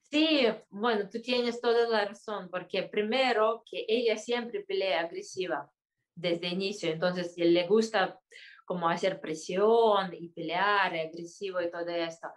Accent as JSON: {"language": "Spanish", "country": "Kyrgyzstan", "said": "en mi país, Kirguistán"}